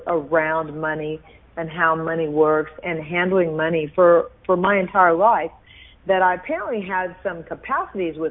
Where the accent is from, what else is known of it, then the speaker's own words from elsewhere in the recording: Houston, Texas, United States; I was raised in Houston, Texas by a billionaire